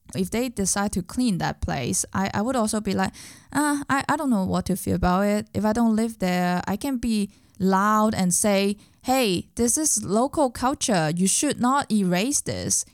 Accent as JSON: {"language": "English", "country": "Hong Kong", "second_language": "English", "moved": "as an adult", "lives_now": "Berlin, Germany", "said": "I was also a very, very local person when I was in Hong Kong"}